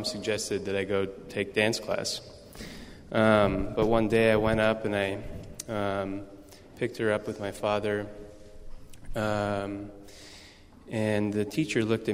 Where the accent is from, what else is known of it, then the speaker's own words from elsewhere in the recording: Salem, Oregon, United States; now in San Francisco, United States; I was born and raised in Salem, Oregon.